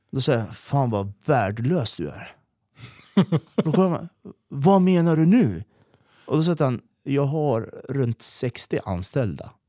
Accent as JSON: {"language": "Swedish", "country": "Iran", "also_born_or_lived": "Erbil, Iraq", "moved": "yes", "lives_now": "Sweden", "said": "jag är kurd ifrån Iran. Ja. Men vi var tvungna att fly därifrån. Eh, så vi åkte till Irak."}